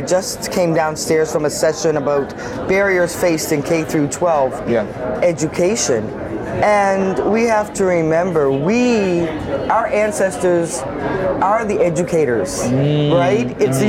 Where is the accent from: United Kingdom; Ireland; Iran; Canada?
Canada; Halifax, Nova Scotia; Well, I'm from Halifax, Nova Scotia. Uh-huh. Grew up just up the street from where we are right now, North End Halifax.